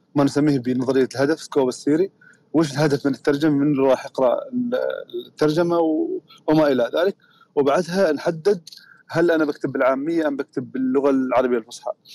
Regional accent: Oman; احنا عندنا في عمان لهجات مختلفه تماما

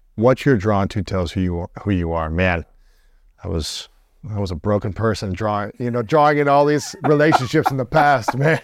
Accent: Columbus, Ohio, United States; my hometown, so Columbus

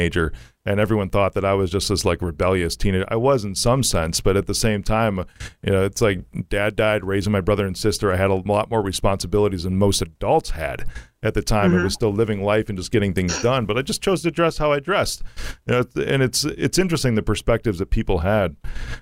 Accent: Chicago, Illinois, United States; I'm from Chicago.

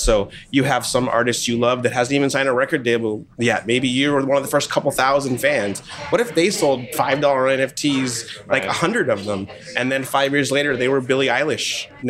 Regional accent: Seattle, Washington, United States; I'm from Seattle.

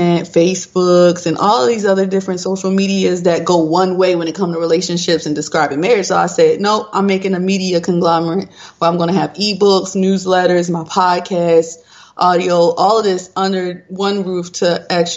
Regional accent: Baltimore, Maryland, United States; now in Georgia, United States; I hail from Georgia. I'm originally from Baltimore, Maryland

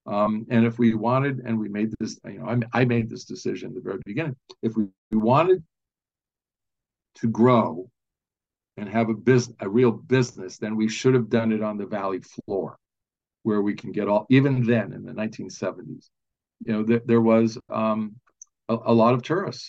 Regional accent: California, United States; I grew up in Southern California, and I was the kid that wanted the Volkswagen with the Porsche engine in it.

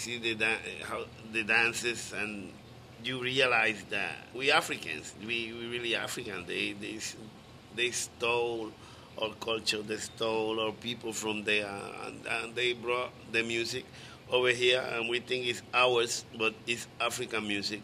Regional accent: Río Grande, Puerto Rico; I was from Rio Grande, not from Loíza

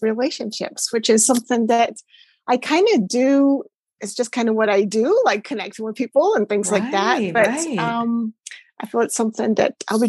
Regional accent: Shetland Islands, Scotland, United Kingdom; moved away as an adult; also born or lived in Hong Kong; growing up in Shetland, like it's a tiny dot of an island.

